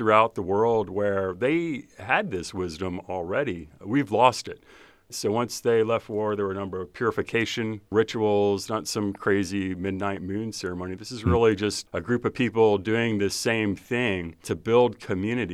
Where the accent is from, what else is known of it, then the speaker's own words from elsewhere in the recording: New Orleans, Louisiana, United States; moved away as an adult; also born or lived in Alabama / Hanau, Germany; I'm originally from New Orleans, Louisiana. That's where my mom's from. My dad's from Alabama, so I went to grade school, high school there